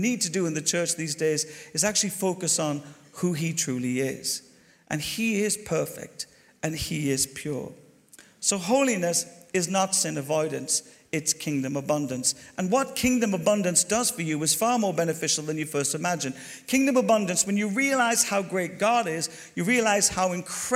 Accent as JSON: {"language": "English", "country": "Ireland", "also_born_or_lived": "Glasgow / Bristol", "moved": "yes", "said": "I'm Irish"}